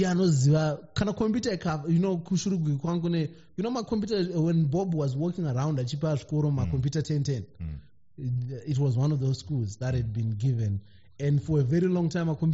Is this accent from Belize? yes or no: no; Zimbabwe; moved away as an adult; now in United Kingdom; being a Zimbabwean in the diaspora